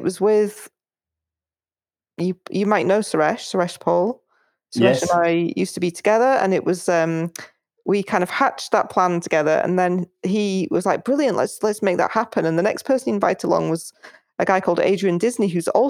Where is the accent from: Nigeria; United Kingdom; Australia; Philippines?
United Kingdom; also born or lived in Spain; I'm actually British, even though I spend a lot of time in Spain